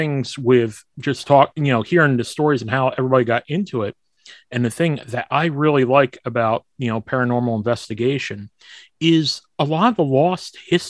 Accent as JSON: {"language": "English", "region": "New Jersey", "country": "United States", "tie": "born or raised there", "said": "I grew up in New Jersey"}